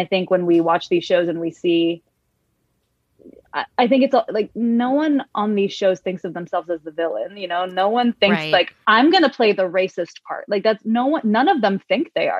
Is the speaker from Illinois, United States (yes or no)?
no; San Francisco, California, United States; I grew up in San Francisco in a very diverse community